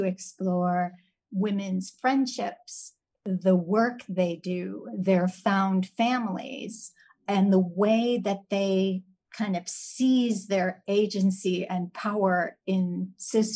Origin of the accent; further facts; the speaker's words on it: Chicago, Illinois, United States; now in Houston, United States; I'm originally from Chicago and based in Houston